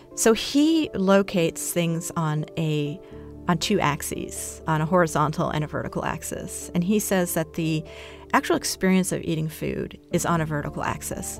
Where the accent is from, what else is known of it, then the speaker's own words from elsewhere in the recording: Brazil; because my mother's Brazilian, I was born in Brazil.